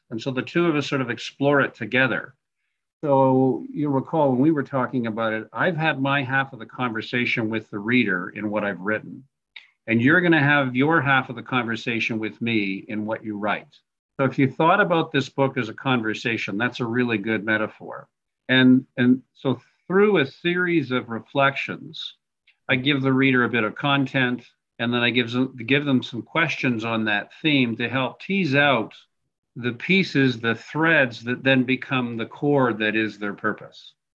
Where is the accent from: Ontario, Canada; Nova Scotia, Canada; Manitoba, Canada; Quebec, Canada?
Quebec, Canada; Montreal; now in Calgary, Canada; originally I'm from Montreal, but I have been uh, Western Canadian uh, since the 1980s, the Calgarian since 1980.